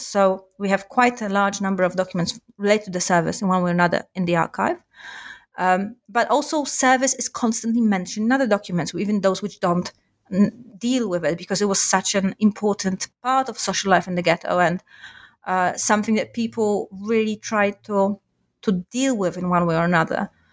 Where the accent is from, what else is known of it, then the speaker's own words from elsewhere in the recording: Warsaw, Masovian Voivodeship, Poland; I grew up in Warsaw